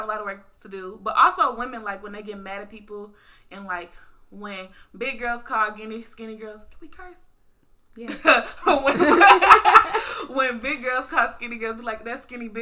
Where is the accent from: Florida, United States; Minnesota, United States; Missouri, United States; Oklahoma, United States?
Missouri, United States; St. Louis; I'm from St. Louis, you know the little 314